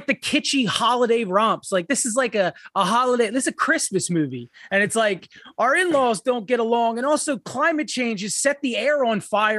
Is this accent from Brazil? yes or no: no; Ireland; Well, I'm Irish, as many of you know.